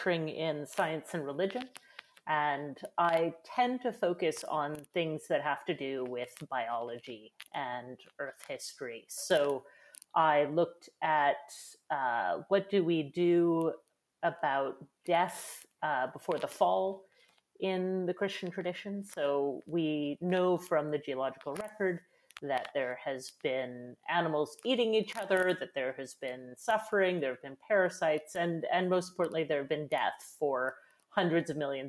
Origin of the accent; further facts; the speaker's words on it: Edmonton, Alberta, Canada; I'm from Edmonton.